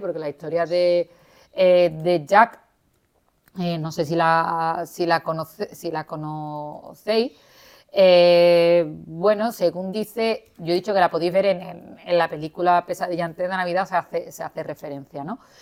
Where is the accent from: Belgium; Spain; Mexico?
Spain; aquí en, nuestra España querida